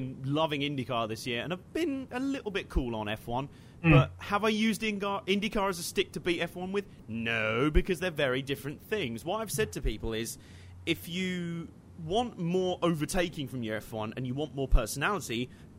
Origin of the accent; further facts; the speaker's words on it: United Kingdom; As a British guy who likes American stuff